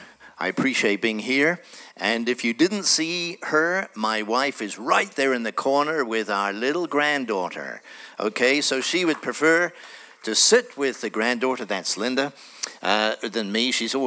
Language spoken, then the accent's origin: English; Tanzania; born there; And I was born in Tanzania. My parents were born in Kenya.